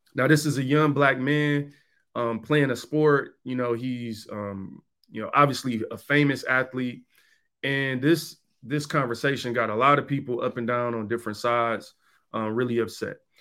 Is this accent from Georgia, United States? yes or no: no; Detroit, Michigan, United States; I'm from Detroit. I grew up in Detroit